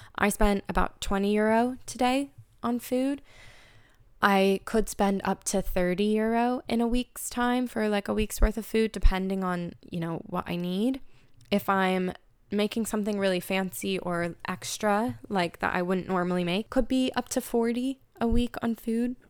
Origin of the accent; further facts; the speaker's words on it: United States; moved away as an adult; now in Dublin, Ireland; as an American living in Dublin for three years